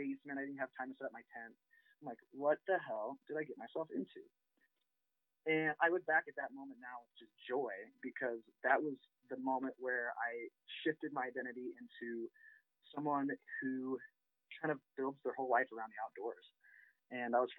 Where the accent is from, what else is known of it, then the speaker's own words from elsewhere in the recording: Rochester, Illinois, United States; moved away as an adult; also born or lived in Quincy, Illinois / Wisconsin / Montana; I grew up in Central Illinois in Rochester